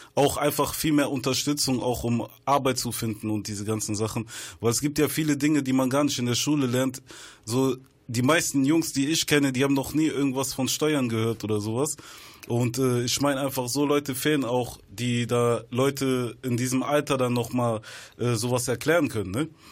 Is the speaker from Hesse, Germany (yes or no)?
no; Bonn, North Rhine-Westphalia, Germany; Ich komme aus Biodoppeland, Bonn-Medinghoven